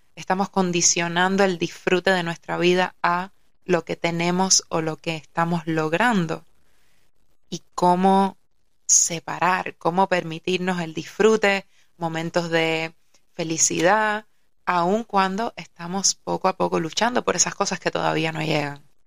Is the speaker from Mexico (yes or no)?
no; Havana, Cuba; yo nací en La Habana